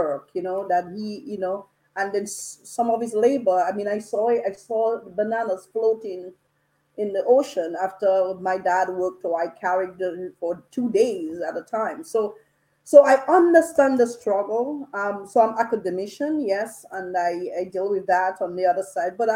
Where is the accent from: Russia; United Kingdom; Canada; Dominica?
Dominica; I grew up in Dominica